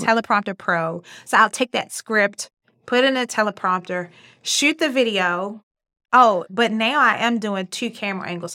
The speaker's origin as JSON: {"language": "English", "town": "Baltimore", "region": "Maryland", "country": "United States", "accent": "Baltimore", "said": "I'm from Baltimore. I have Baltimore accent."}